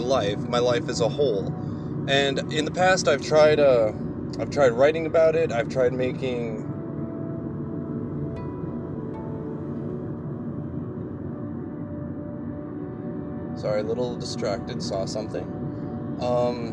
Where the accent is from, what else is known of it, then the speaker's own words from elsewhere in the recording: Aurora, Colorado, United States; Born way back in Colorado, Aurora, Colorado, in 1990